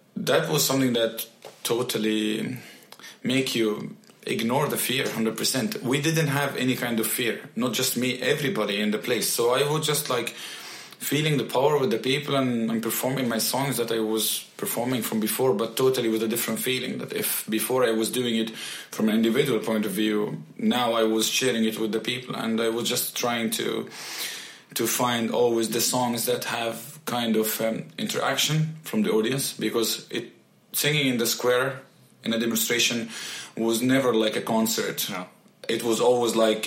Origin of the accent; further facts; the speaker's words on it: Mansoura, Dakahlia, Egypt; moved away as an adult; now in Sweden; Born and raised in Egypt. Yes, exactly. Okay. In Mansoura city.